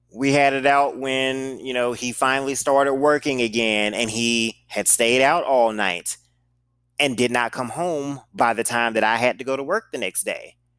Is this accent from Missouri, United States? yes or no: yes; St. Louis, Missouri, United States; I'm from Saint Louis